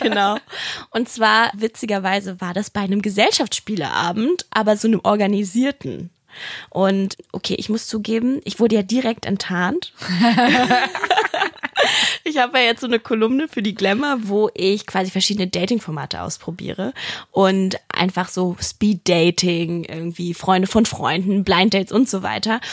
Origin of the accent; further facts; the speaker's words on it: Berlin, Germany; ich bin ja auch Berlinerin